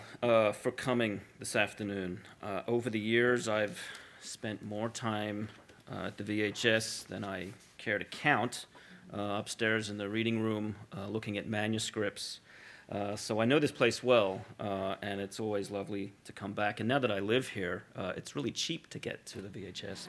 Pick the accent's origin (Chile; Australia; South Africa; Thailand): Australia; moved away as an adult; also born or lived in California; I'm from Australia originally. I grew up there. I was educated there.